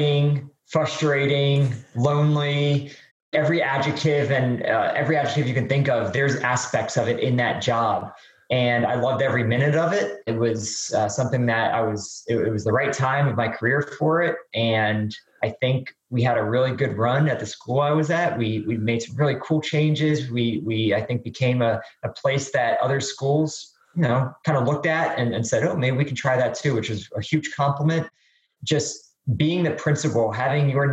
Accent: New Jersey, United States; moved away as an adult; also born or lived in North Carolina / Atlanta, Georgia; born and raised in New Jersey

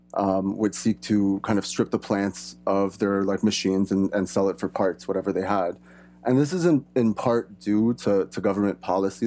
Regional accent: Canada; my background is European, I was born and raised here in Canada.

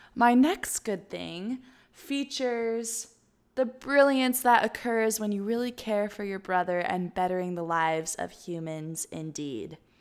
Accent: Tennessee, United States; my hometown of Tennessee

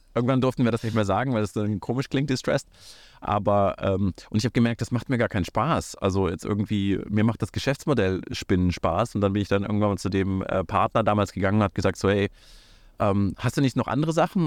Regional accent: Kazakhstan; now in Germany; ich bin in Kasachstan geboren, ich bin äh, nach Deutschland gekommen

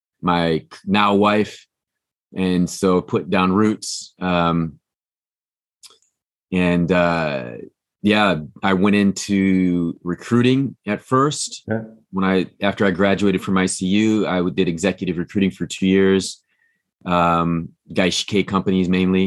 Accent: Kansas City, Missouri, United States; moved away as an adult; also born or lived in Kyushu, Japan / Barcelona, Spain / Los Angeles / San Francisco; now in Japan; my hometown in Kansas City, yep. where I'm from

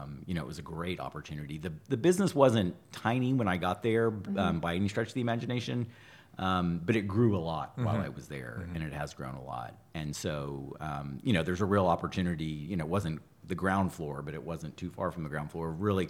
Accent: Austin, Texas, United States; moved away; I'm from Austin

